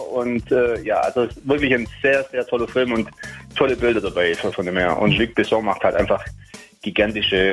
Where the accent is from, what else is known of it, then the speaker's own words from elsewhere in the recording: Taormina, Sicily, Italy; born there; Taormina ist dabei, zum Beispiel meine Geburtsstadt natürlich